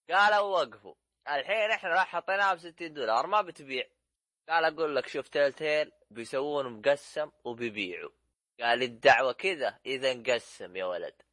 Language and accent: Arabic; Saudi Arabia; احنا سعوديين احنا